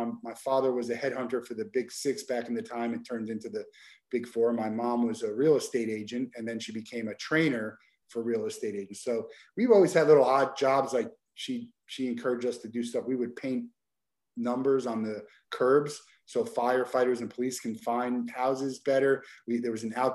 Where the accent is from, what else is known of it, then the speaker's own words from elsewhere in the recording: New Jersey, United States; I grew up in New Jersey